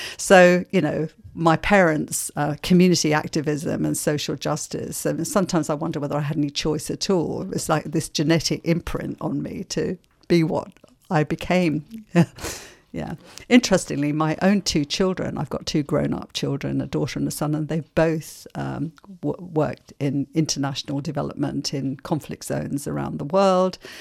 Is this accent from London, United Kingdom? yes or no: yes; London, United Kingdom; accent: English; moved away as an adult; also born or lived in Ireland; now in Melbourne, Australia; I was seven when we came to London. And so I grew up in London